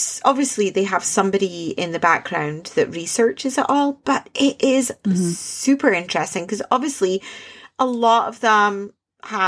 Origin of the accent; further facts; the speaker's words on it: Scotland, United Kingdom; I'm the Scot.